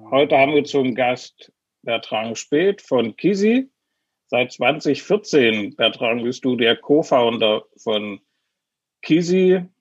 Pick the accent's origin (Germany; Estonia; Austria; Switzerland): Switzerland; mich ein bisschen